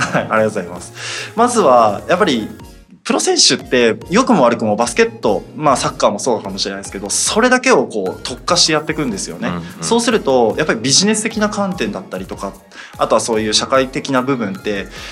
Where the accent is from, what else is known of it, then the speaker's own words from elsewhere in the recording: Miyagi, Japan; moved away; もともと宮城出身でっていうことで、まあ、あの大学までずっと宮城に